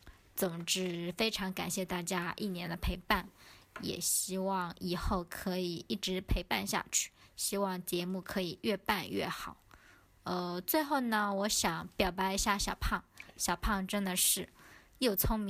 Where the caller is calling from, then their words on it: Zhejiang, China; 各位主播，大家好，我是来自浙江的听众。